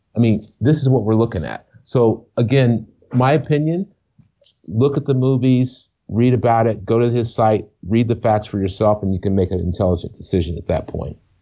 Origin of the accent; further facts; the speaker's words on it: Ohio, United States; moved away; also born or lived in Brooklyn, New York City; I grew up in Ohio